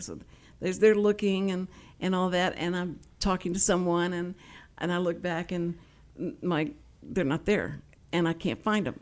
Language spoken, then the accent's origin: English; Houston, Texas, United States; accent: Texas; I grew up in Houston, and was born and raised in Houston